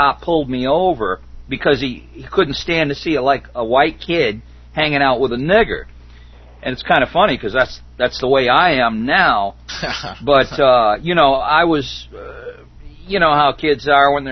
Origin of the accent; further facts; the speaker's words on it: Detroit, Michigan, United States; moved away; also born or lived in Catskill Mountains; I grew up in Detroit